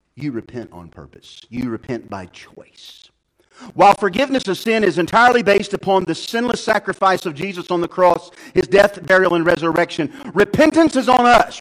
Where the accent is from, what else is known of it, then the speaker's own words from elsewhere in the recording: Odin, Illinois, United States; moved away as an adult; also born or lived in Louisiana; we were raised in Marion County, okay, in a little town called Odin